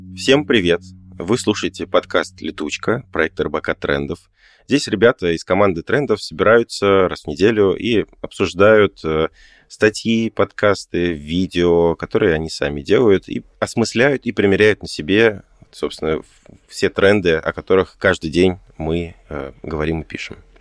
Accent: Tashkent, Uzbekistan; moved away; я родом из Ташкента

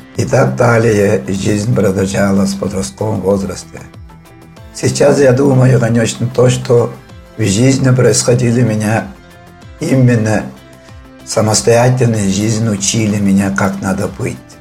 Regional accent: Khorum-Dag, Tuva, Russia; Родился я в Туве, село Хормдаг. Отсюда я вырос в Хормдаге и закончил школу

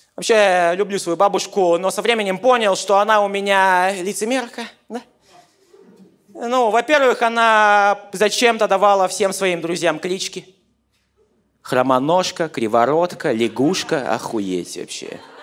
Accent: Yakutia, Sakha Republic, Russia; я из Якутии

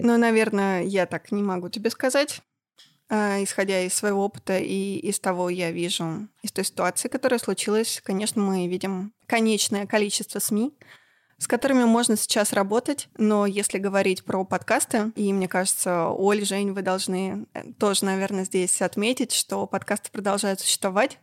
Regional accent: Yekaterinburg, Sverdlovsk Oblast, Russia; moved away as an adult; also born or lived in Saint Petersburg; now in Moscow, Russia; я из Екатеринбурга, и я профессиональный

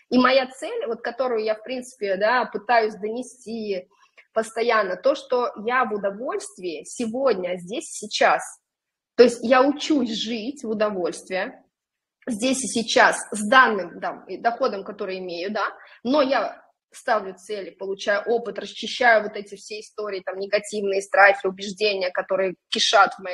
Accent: Orenburg, Orenburg Oblast, Russia; now in Saint Petersburg, Russia; я сама, допустим, приехала в Питер из {S0} небольшого {S1} города, {S0} да, я {S1} уроженка Оренбурга.

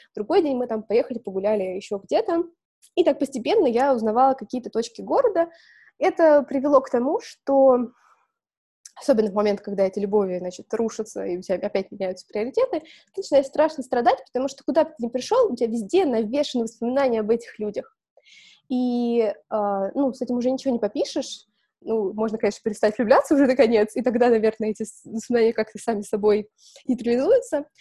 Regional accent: Balashikha, Moscow Oblast, Russia; Я выросла в Балашихе, то есть в Подмосковье

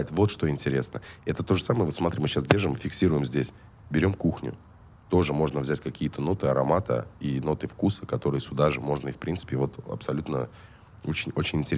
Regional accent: Ashgabat, Turkmenistan; born there; Я родился в Ашхабаде, братан.

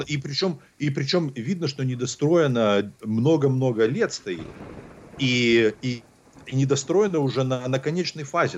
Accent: Belarus; also born or lived in Vitebsk Region / Hantsavichy; now in Los Angeles, United States; я из Беларуси

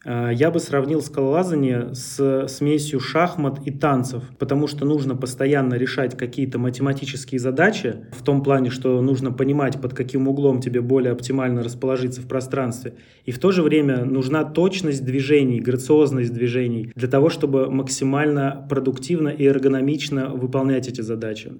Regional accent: Central Russia, Russia; в нашей центральной части России, например, откуда я родом, Москва, Тверь

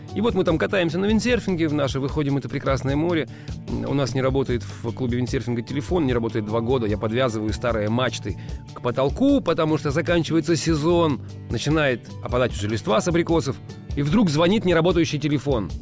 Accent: Russia; у нас в стране

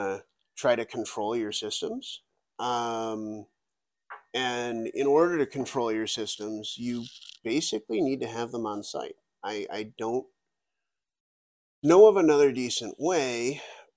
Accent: Buffalo, New York, United States; I'm from Buffalo, New York

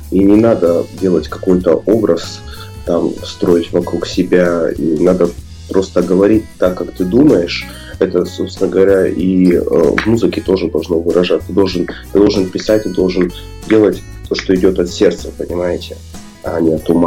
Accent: Irkutsk, Irkutsk Oblast, Russia; с природой э, мо моего края, где я вырос, я сам из Иркутска

